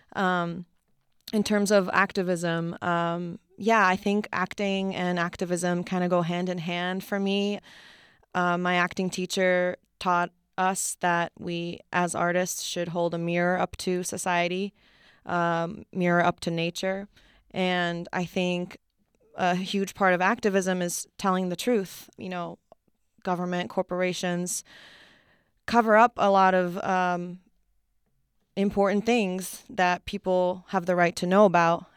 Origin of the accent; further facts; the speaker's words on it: Wakayama, Japan; moved away; I was born and raised in Japan.